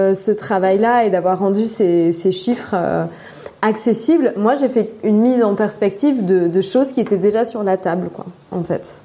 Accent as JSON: {"language": "French", "area": "Drôme", "region": "Auvergne-Rhône-Alpes", "country": "France", "also_born_or_lived": "Turkey / Russia", "moved": "as an adult", "said": "Je viens de la Drôme, un très beau euh, département où je suis toujours euh, émerveillée et ravie de, de revenir"}